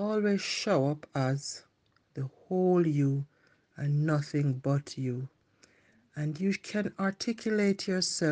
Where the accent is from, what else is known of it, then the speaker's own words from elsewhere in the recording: Jamaica; accent: Jamaican; moved away; I try to keep my Jamaican accent as much as I can